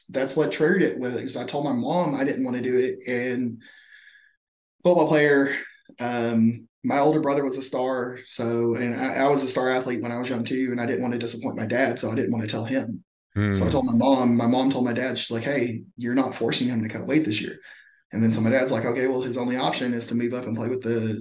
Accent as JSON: {"language": "English", "town": "Mesquite", "region": "Texas", "country": "United States", "tie": "born or raised there", "said": "growing up in Texas"}